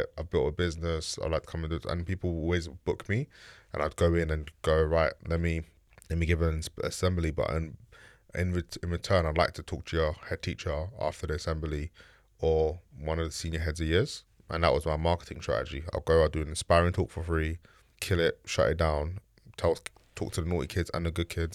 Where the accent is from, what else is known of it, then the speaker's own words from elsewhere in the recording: London, United Kingdom; also born or lived in Bermondsey / Ladbroke Grove; I grew up in East London, Bricklayne, Shoreditch